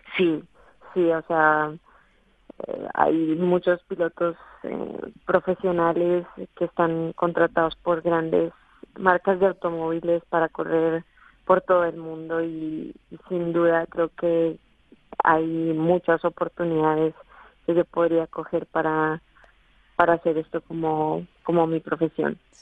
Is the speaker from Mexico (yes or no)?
no; Colombia; moved away as an adult; now in Madrid, Spain; desde los nueve años que empecé en los karts allá en Colombia